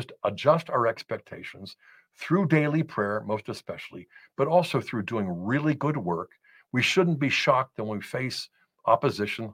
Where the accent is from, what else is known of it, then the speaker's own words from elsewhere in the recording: United States; as American Catholics